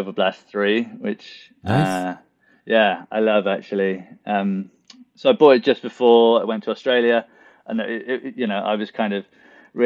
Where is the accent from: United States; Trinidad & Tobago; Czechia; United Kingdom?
United Kingdom; Newport, Wales; moved away as an adult; also born or lived in Bristol; Newport Marathon, which is my hometown